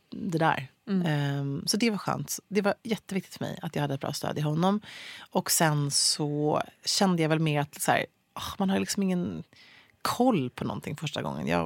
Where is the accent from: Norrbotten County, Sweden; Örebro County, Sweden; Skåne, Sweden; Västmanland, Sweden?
Norrbotten County, Sweden; Luleå; Jag föddes i Luleå